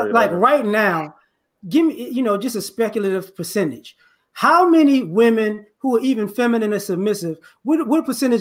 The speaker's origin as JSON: {"language": "English", "town": "Chicago", "region": "Illinois", "country": "United States", "tie": "born or raised there", "said": "I grew up in Chicago too. I moved."}